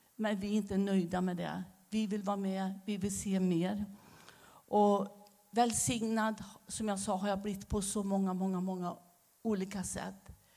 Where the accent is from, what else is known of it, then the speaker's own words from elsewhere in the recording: Västergötland, Västra Götaland, Sweden; accent: västgötska; moved away as an adult; also born or lived in Romania; now in Staffanstorp, Sweden; Men jag behåller min västgötska